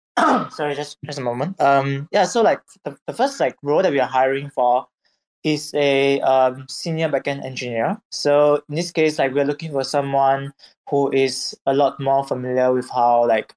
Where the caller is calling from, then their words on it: Singapore; I'm calling from Singapore.